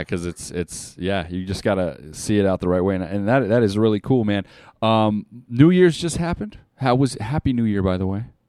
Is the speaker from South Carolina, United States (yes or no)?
no; Las Vegas, Nevada, United States; born and raised in Las Vegas